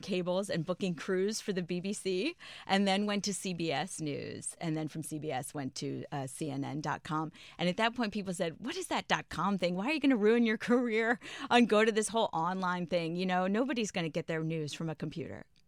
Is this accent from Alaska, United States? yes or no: no; Prince George's County, Maryland, United States; I grew up in Maryland